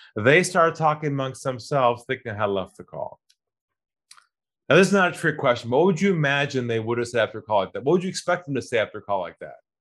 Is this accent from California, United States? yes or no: yes; California, United States; moved away as an adult; also born or lived in Los Angeles; now in Sydney, Australia; I'm originally from California